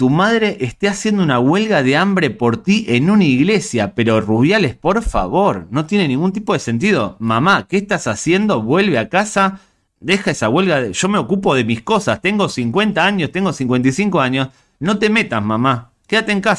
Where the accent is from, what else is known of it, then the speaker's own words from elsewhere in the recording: Spain; Soy español, somos españoles